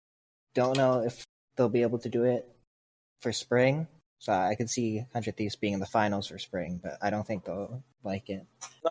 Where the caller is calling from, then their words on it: Delray Beach, Florida, United States; I'm calling from Delray Beach, Florida.